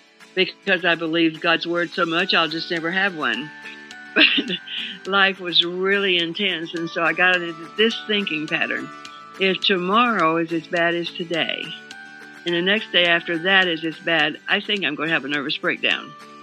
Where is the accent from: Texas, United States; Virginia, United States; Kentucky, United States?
Kentucky, United States; Glasgow; I was born in Glasgow, Kentucky in 1936. I just had my 80th birthday.